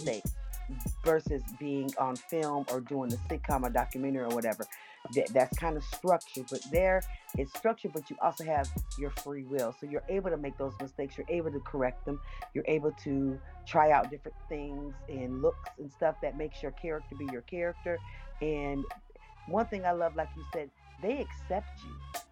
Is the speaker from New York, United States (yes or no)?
yes; Niagara Falls, New York, United States; now in Atlanta, United States; I hail from Niagara Falls, New York, and I live in Atlanta, Georgia